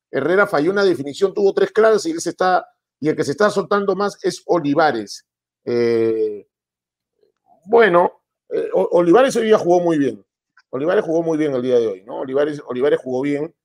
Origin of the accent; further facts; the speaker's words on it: Peru; acá nosotros eh, somos prejuiciosos, el peruano